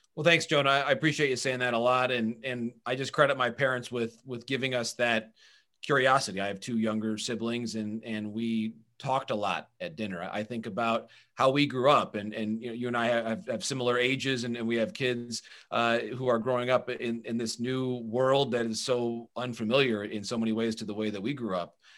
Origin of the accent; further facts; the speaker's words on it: Bay City, Michigan, United States; moved away as an adult; also born or lived in Marquette, Michigan / Essexville, Michigan; I was born in Marquette, so I was born in the U P. And then I grew up in the Bay City area. I, I went to high school in a, in a town called Essexville, Michigan